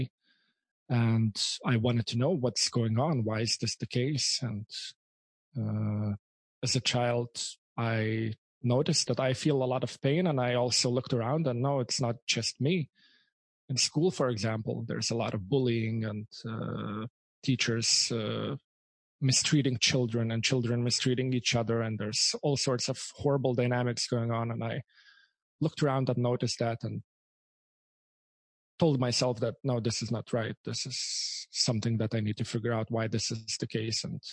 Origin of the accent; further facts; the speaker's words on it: Lithuania; first language Lithuanian; English is a second language; moved away as an adult; also born or lived in Canada; I'm from Lithuania. You can hear the accent, but I'm from Lithuania.